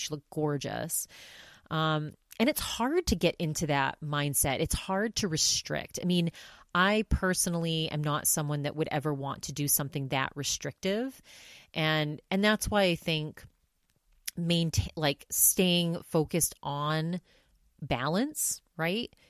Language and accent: English; Maine, United States; my home state of Maine